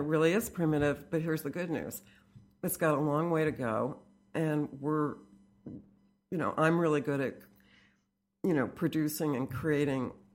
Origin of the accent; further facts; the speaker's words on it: Fairfield, Connecticut, United States; I grew up in Fairfield, Connecticut